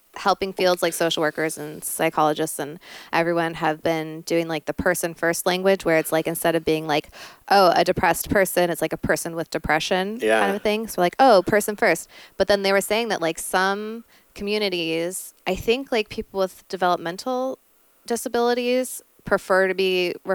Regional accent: Valley Girl, California, United States; accent: Valley Girl; I just have like a Valley Girl accent

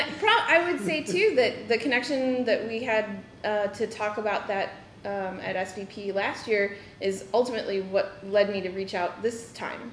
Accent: Midwest, United States; I grew up in the Midwest myself

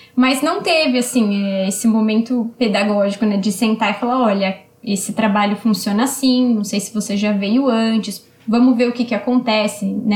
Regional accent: São Paulo, Brazil; Eu sou aqui de São Paulo, então foi na região de Pirituba, um centro aqui do, do meu bairro

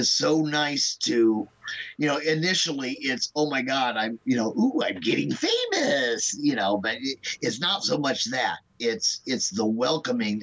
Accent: Omaha, Nebraska, United States; also born or lived in Kansas City; I'm not from Chicago. I'm from Omaha

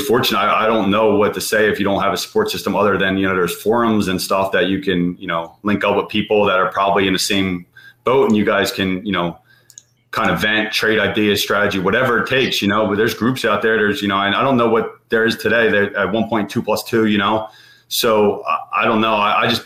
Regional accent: Philadelphia, Pennsylvania, United States; growing up in Philly, you know, I barely left my neighborhood

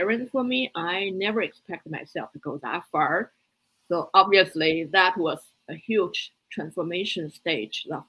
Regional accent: Beijing, China; English is a second language; moved away as an adult; also born or lived in Boston, United States; now in United States; I grew up in Beijing

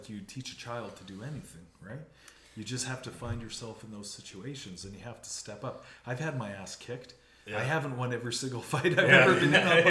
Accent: Moose Jaw, Saskatchewan, Canada; born there; And I was born in Moose Jaw.

